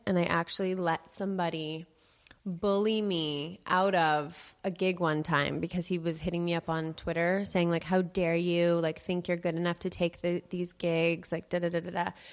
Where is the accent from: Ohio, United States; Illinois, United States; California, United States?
California, United States; Los Angeles; I grew up in the Des Moines pizza family, and in Los Angeles, that's a very well-known pizza, pizza place